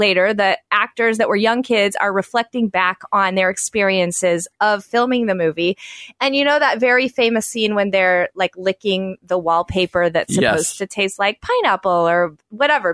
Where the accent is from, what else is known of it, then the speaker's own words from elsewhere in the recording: Chicago, Illinois, United States; I'm from Chicago